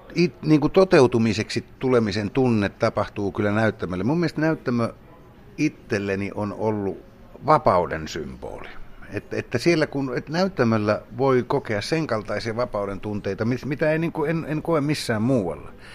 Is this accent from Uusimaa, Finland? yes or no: no; Kemi, Lapland, Finland; moved away as an adult; olin kovinkin ahdistuneena kotikaupungissani Kemissä